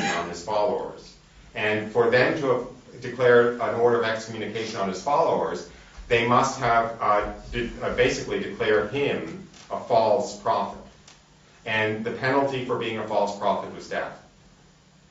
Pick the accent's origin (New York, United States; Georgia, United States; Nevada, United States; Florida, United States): New York, United States; being maybe a New Yorker.